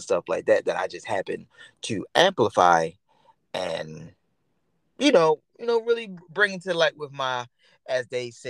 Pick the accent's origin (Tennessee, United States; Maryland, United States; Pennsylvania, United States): Maryland, United States; Baltimore; Right, like I'm originally from Baltimore, Maryland. Everybody knows that. But I don't really represent Baltimore, Maryland.